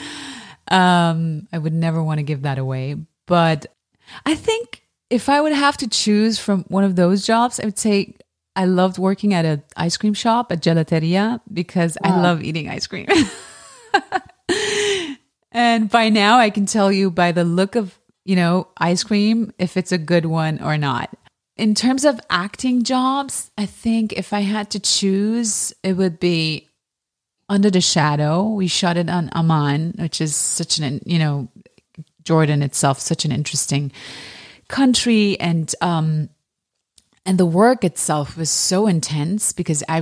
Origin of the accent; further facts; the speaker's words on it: Germany; also born or lived in Iran; I was born in Iran and I grew up in Germany